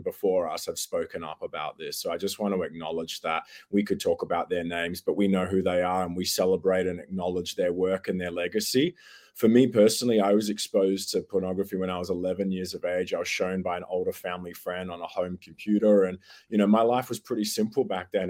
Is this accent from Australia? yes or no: yes; Australia; accent: Australian; it's good to be chatting from back here in Australia. I'm sure your listeners worked that out from my accent straight away